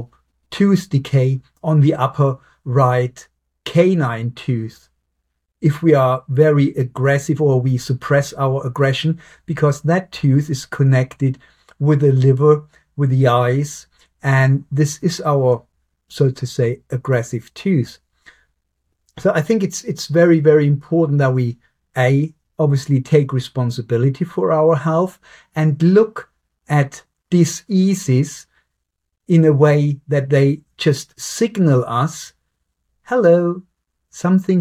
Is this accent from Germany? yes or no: yes; Germany; now in Southampton, United Kingdom; I'm from Germany.